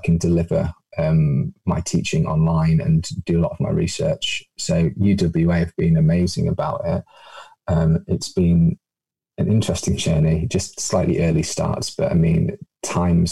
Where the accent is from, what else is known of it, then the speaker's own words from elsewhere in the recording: United Kingdom; accent: British; also born or lived in Japan; as you can probably tell from my accent, I am painfully British